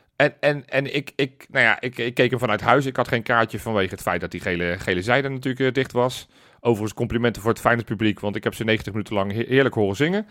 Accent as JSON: {"language": "Dutch", "country": "Netherlands", "said": "wij zijn Nederlanders"}